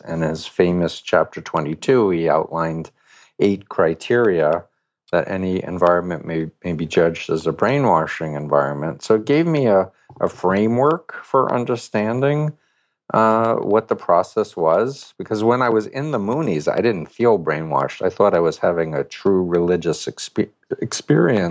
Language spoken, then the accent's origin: English; New York City, New York, United States; I'm from Flushing, Queens, New York